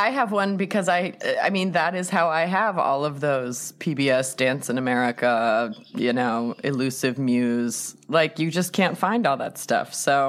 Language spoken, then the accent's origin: English; Truckee, California, United States; where I grew up in Lake Tahoe is 3.5 hours from San Francisco.